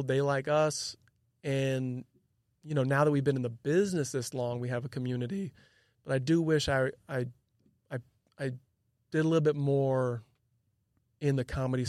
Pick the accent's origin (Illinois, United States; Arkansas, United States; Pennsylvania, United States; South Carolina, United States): Illinois, United States; And growing up outside Chicago, everything's indoors for the most part.